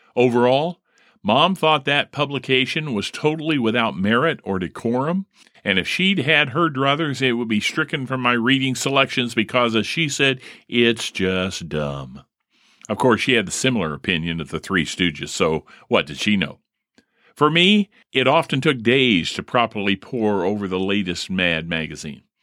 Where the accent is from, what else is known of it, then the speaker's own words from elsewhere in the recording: Primrose Avenue, Indiana, United States; growing up on Primrose Lane, or er, Primrose Avenue